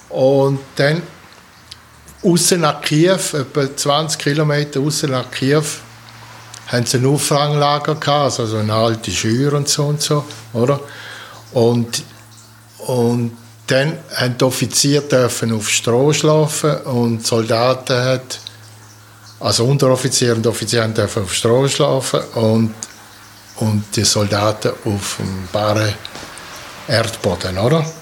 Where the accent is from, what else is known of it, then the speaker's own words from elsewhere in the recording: Poland; born there; Ich bin geboren in Polen am 13.08.1948 in Swotow.